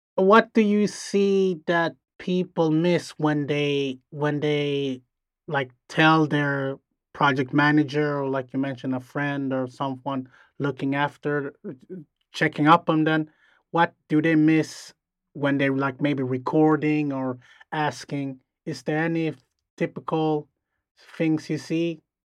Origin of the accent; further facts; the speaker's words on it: Sweden; we're from Sweden.